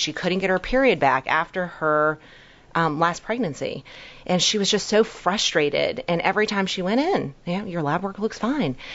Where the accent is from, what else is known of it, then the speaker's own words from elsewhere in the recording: New York, United States; also born or lived in Hong Kong; I was born in Hong Kong. I've been in America since I was one, but came from very meager beginnings. Um, you know, immigrant family, super poor in New York